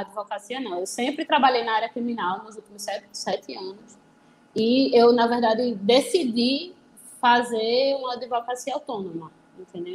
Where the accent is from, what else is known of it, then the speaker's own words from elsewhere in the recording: Recife, Pernambuco, Brazil; Eu sou de Recife, então eu fiz a, a faculdade aqui na, na Católica.